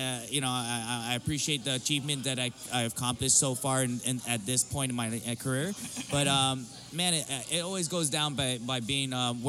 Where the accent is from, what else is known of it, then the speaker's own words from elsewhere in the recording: Guam; moved away; I grew up as a local boy in Guam. You know, I grew up down in Camichilli Tree Store in Zonia, and I ran the register. I worked at the store, and. You know, even going to the church, you know, I always kept my faith with God.